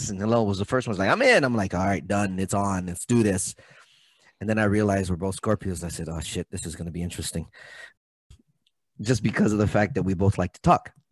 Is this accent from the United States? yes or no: yes; Brooklyn, New York, United States; Born and raised in Brooklyn. My dad was born and raised in Brooklyn.